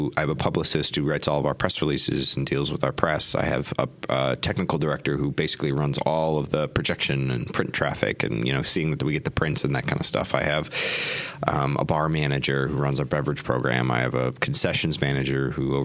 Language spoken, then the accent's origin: English; Minnesota, United States; also born or lived in Denver, Colorado / Argentina; now in Chicago, United States; I'm a Midwesterner. I'm from Minnesota.